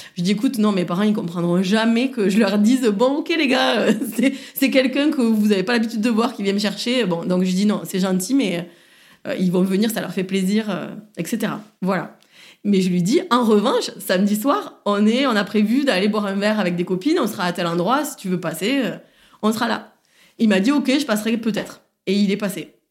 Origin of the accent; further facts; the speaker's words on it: Saint-Gaudens, Occitania, France; moved away as an adult; also born or lived in Toulouse; now in Marseille, France; Je suis née et je viens de Saint-Gaudens, donc c'est une petite ville